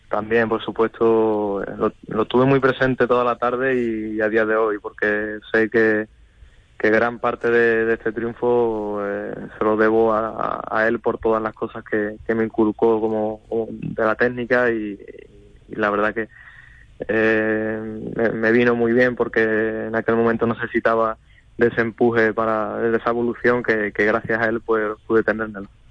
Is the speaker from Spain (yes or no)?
yes; Huelva, Andalusia, Spain; en mi provincia, en Huelva, no, no hay escuela taurina